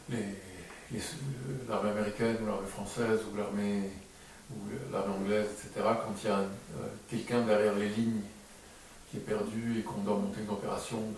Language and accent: French; Lebanon; moved away; j'ai grandi au Liban